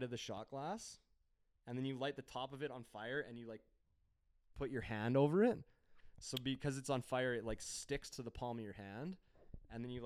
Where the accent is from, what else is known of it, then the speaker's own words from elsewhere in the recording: Edmonton, Alberta, Canada; I'm from Edmonton.